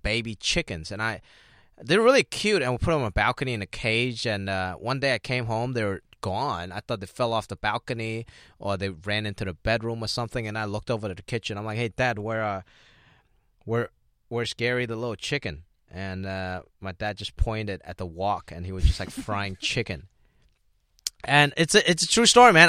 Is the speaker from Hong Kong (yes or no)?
yes; Hong Kong; English is a second language; now in United States; growing up, we grew up in Hong Kong